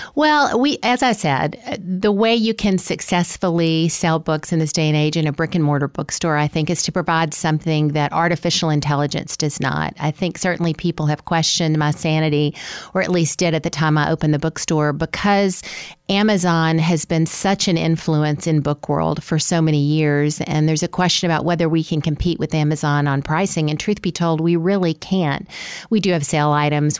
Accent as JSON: {"language": "English", "region": "Mississippi", "country": "United States", "tie": "born or raised there", "moved": "yes", "lives_now": "Tallahassee, United States", "said": "I had a great local bookstore growing up in Mississippi"}